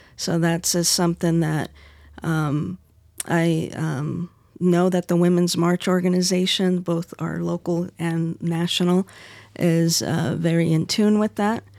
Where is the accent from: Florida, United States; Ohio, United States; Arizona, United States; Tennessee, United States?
Arizona, United States; my home state, Arizona